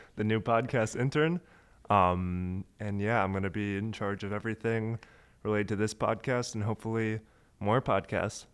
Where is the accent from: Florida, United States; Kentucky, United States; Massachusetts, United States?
Florida, United States; Tallahassee; moved away; also born or lived in Chapel Hill, North Carolina; I, uh, am from Florida